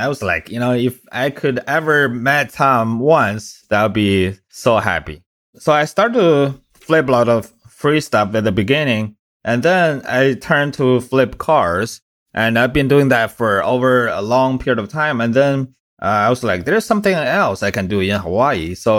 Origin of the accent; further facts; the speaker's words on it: China; now in United States; I came from China about 11, 12 years ago.